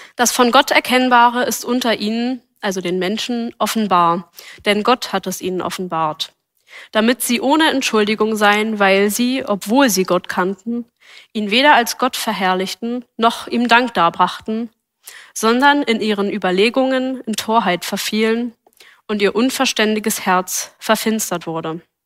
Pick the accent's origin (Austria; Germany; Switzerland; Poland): Germany; Berlin; Ich bin als Gemeindekind in Berlin aufgewachsen